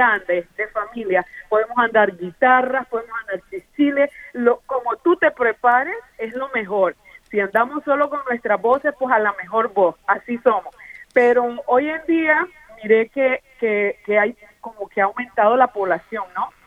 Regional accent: Nicaragua; now in United States; de Nicaragua, exactamente

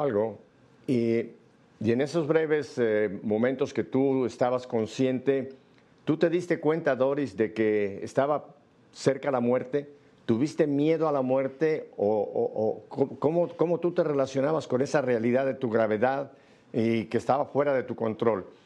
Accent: Mexico; now in Miami, United States; en Miami la minoría somos los mexicanos

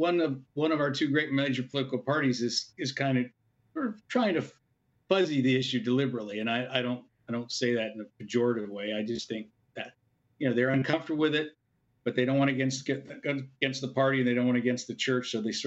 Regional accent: California, United States; I grew up in California

